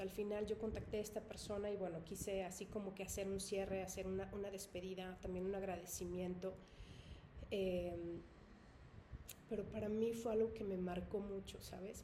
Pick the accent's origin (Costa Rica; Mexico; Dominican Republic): Mexico; yo soy mexicana